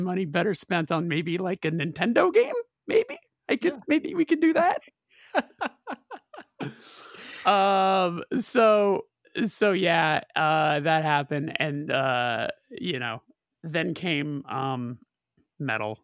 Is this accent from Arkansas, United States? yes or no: no; Burbank, California, United States; being in Burbank, growing up in Burbank, California